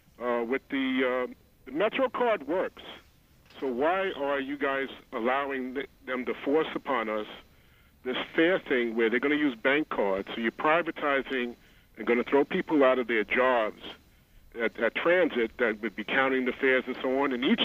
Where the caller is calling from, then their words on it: Queens, New York, United States; This is … calling from Queens.